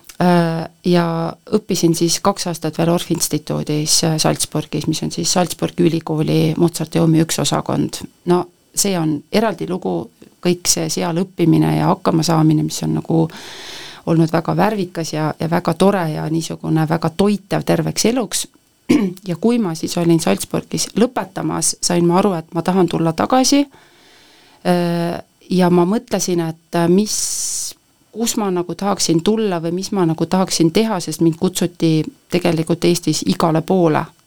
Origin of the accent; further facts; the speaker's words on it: Põltsamaa, Jõgeva County, Estonia; also born or lived in Tallinn; ma lähen ikkagi ka Põltsamaale, et see on minu kodukoht